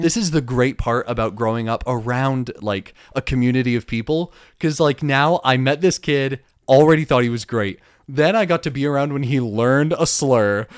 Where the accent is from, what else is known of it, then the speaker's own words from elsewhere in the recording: Dunnellon, Florida, United States; moved away; I'll bring you to my hometown